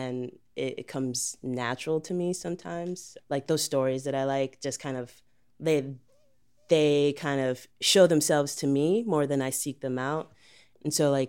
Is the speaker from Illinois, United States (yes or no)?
yes; Chicago, Illinois, United States; I'm from Chicago, Illinois. Grew up all around, mostly on the South Side, Hyde Park, Bronzeville.